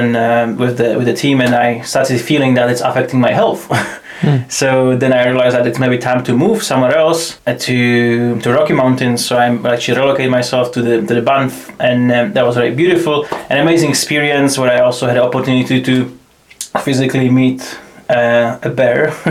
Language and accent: English; Czechia; moved away as an adult; now in Scotland, United Kingdom; I'm originally from Czech Republic. I finished my high school